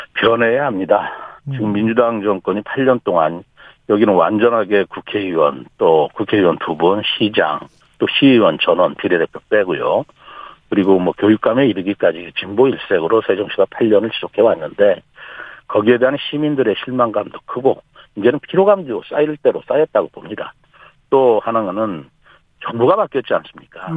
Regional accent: Chungcheong, South Korea; 저는 이 충청 지역에서 뭐 학교도 나오고 잘하고 배우고 또 충청 지역에서 쭉 일을 해왔고요. 아. 이제까지 충청 지역을 떠나본 적이 없습니다.

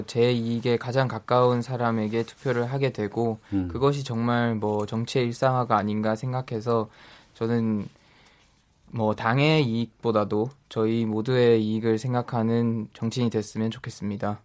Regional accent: Daegu, South Korea; 저도 지역 대구 지역 출신인데

